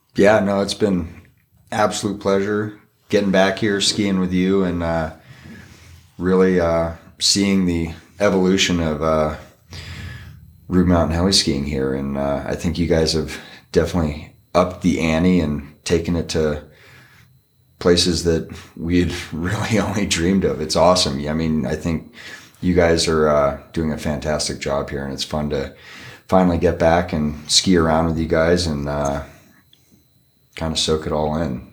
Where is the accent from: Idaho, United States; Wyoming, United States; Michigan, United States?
Idaho, United States; McCall; McCall, my hometown